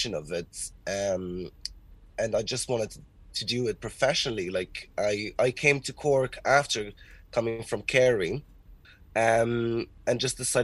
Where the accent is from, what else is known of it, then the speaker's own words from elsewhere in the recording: Portugal; now in Ireland; I'm originally from Portugal.